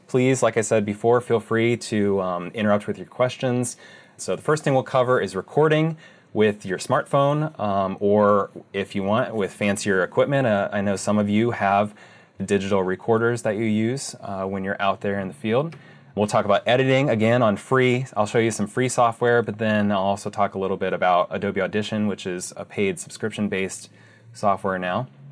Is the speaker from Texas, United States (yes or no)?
no; Ohio, United States; moved away as an adult; also born or lived in Arizona; I'm originally from Ohio